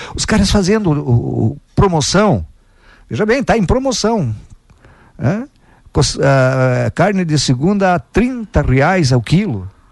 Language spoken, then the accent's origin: Portuguese; São Marcos, near Santa Cecília do Sul, Rio Grande do Sul, Brazil; also born or lived in Água Santa, Rio Grande do Sul; eu me criei ali em São Marcos e estudei na escola de Santa Cecília